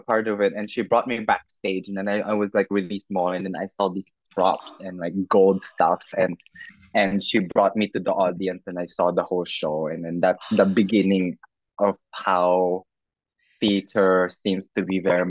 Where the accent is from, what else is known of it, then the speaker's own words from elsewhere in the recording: Macau; moved away as an adult; now in Taiwan; I am born and raised in Macau by a full-bred Filipino. And then currently based in Taiwan.